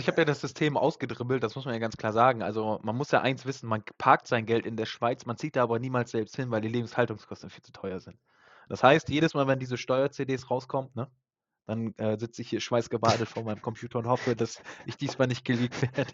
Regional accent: Germany; wir Deutschen

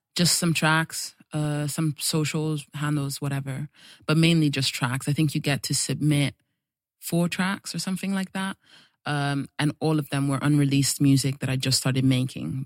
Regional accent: Italy; moved away; also born or lived in Nigeria; I was born in Nigeria, even though I don't have, like, very strong ties because I grew up in Italy

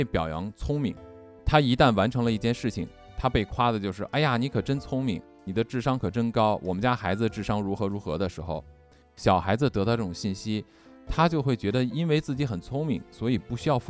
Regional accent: China; 尤其我我不光是中国人了，就是我们因为我们生活出生长大在中国这个环境下，我们就没有必要去举别人家的例子嘛

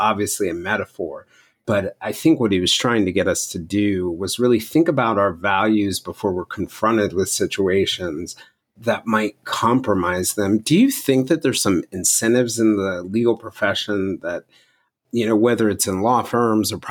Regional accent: Cobb County, Georgia, United States; I grew up in Cobb County, Georgia

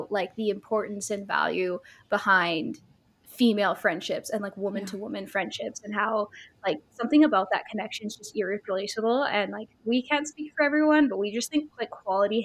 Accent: California, United States; moved away as an adult; now in Canada; I made a big move a couple years ago from my hometown in California to Canada.

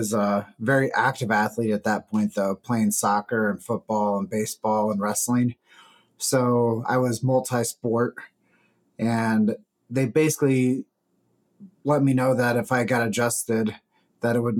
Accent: Davenport, Iowa, United States; I grew up in Davenport, Iowa.

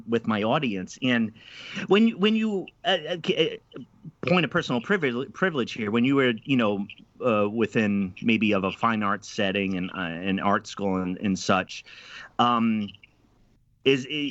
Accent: East Coast, United States; also born or lived in Midwest; now in Portland, United States; I'm originally from the East Coast and lived in the Midwest

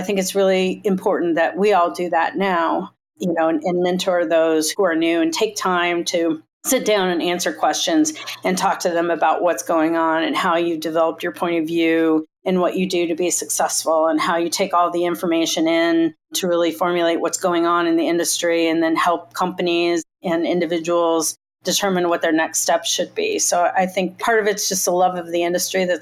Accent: Indiana, United States; I grew up in Indiana

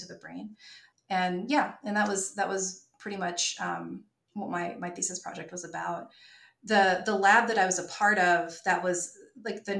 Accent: North Carolina, United States; also born or lived in New York / Izumi, Japan; I'm from North Carolina. My parents are here

